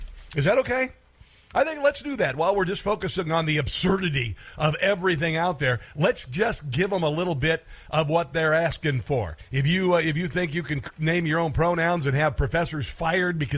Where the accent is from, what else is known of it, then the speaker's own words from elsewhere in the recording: Neola, Iowa, United States; moved away; lovely Neola, Iowa, my hometown, for my family reunion